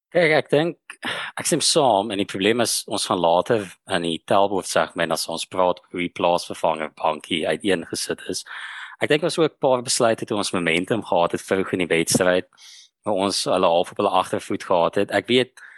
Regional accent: South Africa

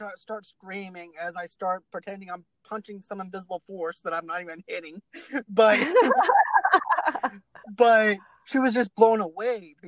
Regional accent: Boston, Massachusetts, United States; I'm actually originally from Boston

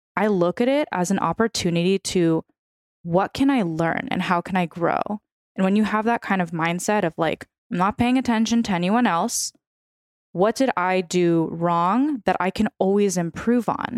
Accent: San Francisco, California, United States; first language Russian; English is a second language; moved away as an adult; also born or lived in New York; now in Los Angeles, United States; My entire family is from Ukraine, meaning my first language was Russian, so I'm fluent in Russian. Um, I'm from San Francisco

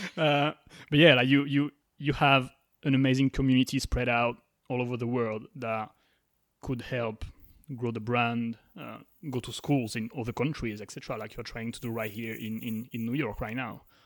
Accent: France; so I'm from France

